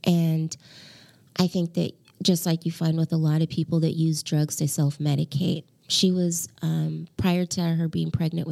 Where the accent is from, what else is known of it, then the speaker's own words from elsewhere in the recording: Portland, Oregon, United States; moved away as an adult; also born or lived in Hawaii; I grew up in Portland